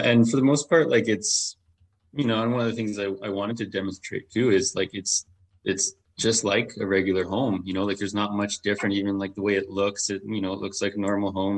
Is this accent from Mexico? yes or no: no; Medicine Hat, Alberta, Canada; I was born and raised here in Medicine Hat